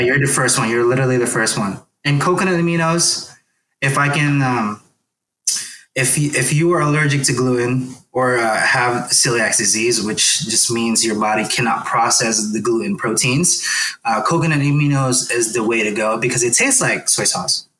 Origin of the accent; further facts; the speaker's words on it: Philippines; moved away; I grew up in the Philippines where we had to hunt for some some of our food too